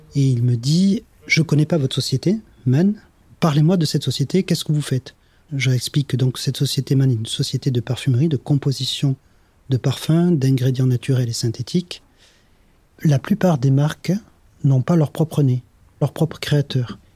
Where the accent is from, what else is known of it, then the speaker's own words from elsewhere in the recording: Grasse, Provence-Alpes-Côte d'Azur, France; Je suis né à Grasse. Ma grand-mère était ce qu'on appelle une cueilleuse de fleurs. Et je partais avec elle le matin quand j'étais jeune, cueillir le jasmin avec elle.